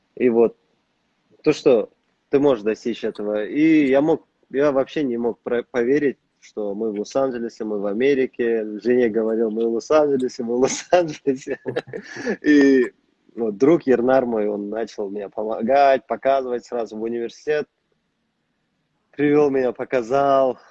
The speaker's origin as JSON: {"language": "Russian", "country": "Kazakhstan", "moved": "as an adult", "lives_now": "United States", "said": "у нас в стране"}